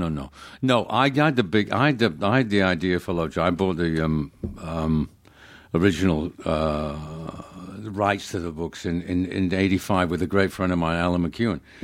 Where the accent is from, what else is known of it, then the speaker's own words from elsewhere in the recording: Manchester, North West England, United Kingdom; moved away; I grew up in, uh, Manchester